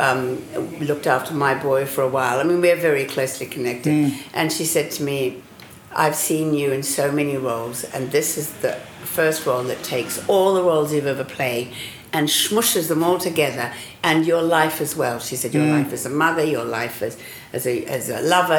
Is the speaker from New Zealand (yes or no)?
yes; Auckland, New Zealand; my childhood in Auckland, I was born in Takapuna